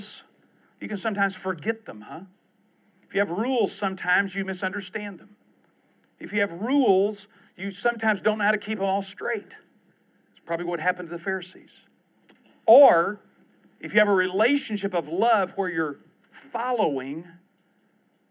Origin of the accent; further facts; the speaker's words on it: Houston, Texas, United States; I'm from Houston